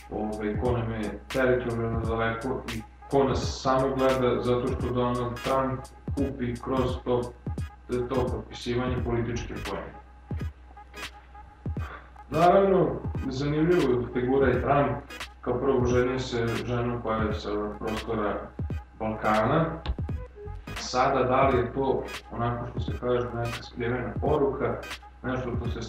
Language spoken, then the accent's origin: Croatian; Serbia